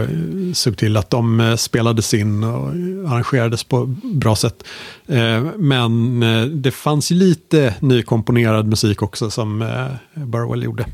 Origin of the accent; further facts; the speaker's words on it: Sweden; som liten svensk